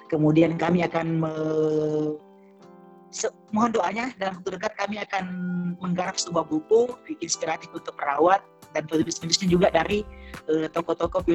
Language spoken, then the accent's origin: Indonesian; Makassar, South Sulawesi, Indonesia; Karena kebetulan kan saya dari Makassar, gerbang dari Indonesia Timur